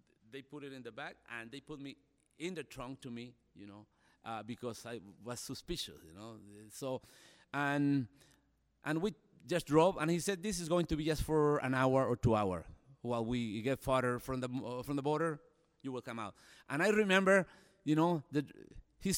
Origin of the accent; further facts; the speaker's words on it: El Salvador; moved away as an adult; now in United States; As a Salvadorian, it's a violence. There's a lot of violence in my country now. In my hometown, 5,000 people